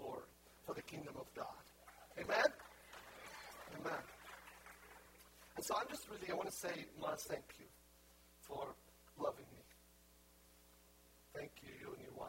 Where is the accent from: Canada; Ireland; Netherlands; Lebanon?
Lebanon; moved away; also born or lived in Haifa, Israel; I was born in Haifa, I'm Palestinian. My family are pure Palestinians. I was born in the Holy Land. And when I was 1 year old, my family moved to Lebanon